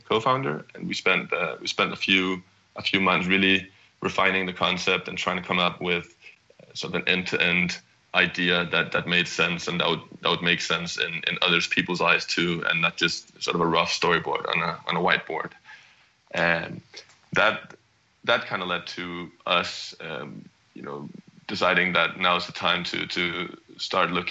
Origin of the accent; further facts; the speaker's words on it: Copenhagen, Capital Region of Denmark, Denmark; moved away as an adult; also born or lived in California, United States; I'm originally from Copenhagen, Denmark, and moved across the pond to the US in 2010